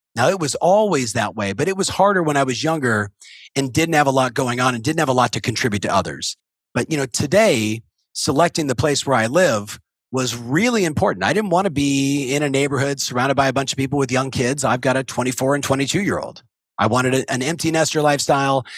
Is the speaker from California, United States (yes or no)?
yes; Southern California, United States; I was raised in Southern California